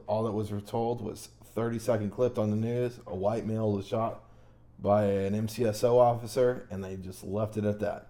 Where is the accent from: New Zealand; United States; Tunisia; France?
United States; New York; I was raised in New York